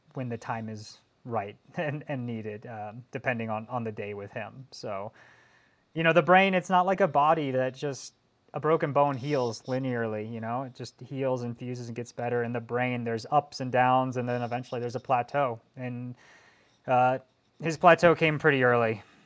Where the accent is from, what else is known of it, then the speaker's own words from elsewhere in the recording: Colorado, United States; now in Northern California, United States; I was growing up in Colorado and I was winning races as a junior in the pro one twos